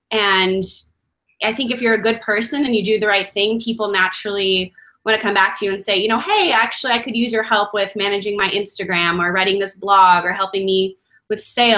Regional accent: Chicago, Illinois, United States; moved away as an adult; now in Medellin, Colombia; growing up in Chicago, there's a huge Latin population.

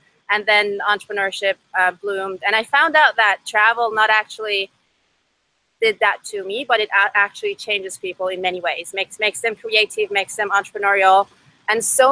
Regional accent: Iran; first language Persian; English is a second language; moved away as an adult; also born or lived in Seattle, Washington; now in United States; my first language is Farsi, and I moved out here to the US 5 years ago. I was born and raised in Iran

